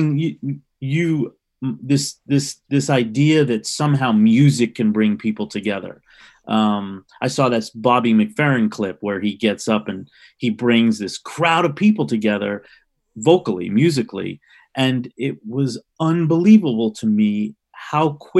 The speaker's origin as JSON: {"language": "English", "town": "New York City", "region": "New York", "country": "United States", "tie": "born or raised there", "said": "I grew up in New York City in the late 60s"}